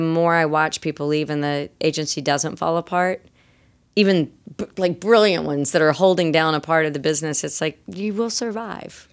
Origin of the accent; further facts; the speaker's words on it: the Carolinas, United States; I'm also from Carolina.